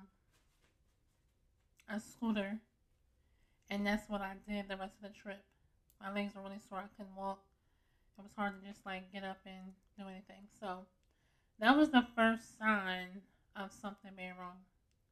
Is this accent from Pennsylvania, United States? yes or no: yes; Philadelphia, Pennsylvania, United States; also born or lived in Upper Darby, Pennsylvania; I am from Germantown